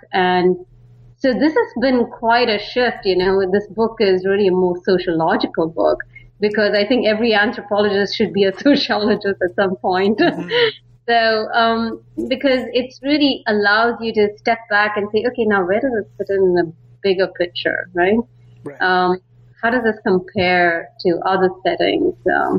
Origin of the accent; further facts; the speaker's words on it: Bangalore, Karnataka, India; now in San Francisco, United States; I'm from India. I mean, particularly Bangalore. A lot of people know it as the Silicon Valley of India. And so I grew up there and moved to San Francisco